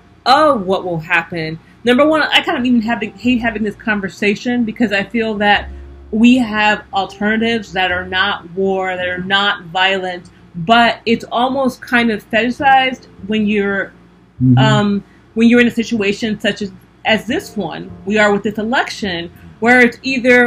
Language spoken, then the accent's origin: English; United States; I am African American